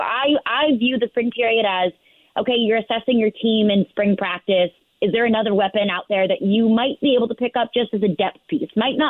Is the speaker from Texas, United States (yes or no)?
no; St. Louis, Missouri, United States; I'm from St. Louis. So I can see all of these connections being made there.